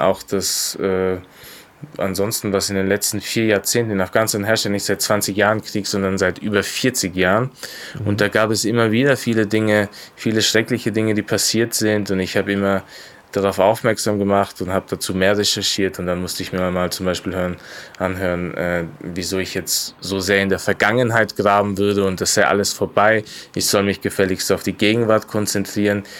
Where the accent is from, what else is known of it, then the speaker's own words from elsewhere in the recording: Austria; ich bin in Österreich geboren und aufgewachsen